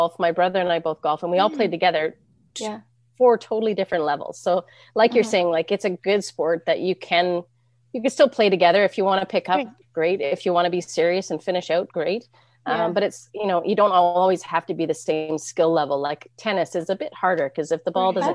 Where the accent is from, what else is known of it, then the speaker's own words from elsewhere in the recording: Penticton, British Columbia, Canada; growing up in Penticton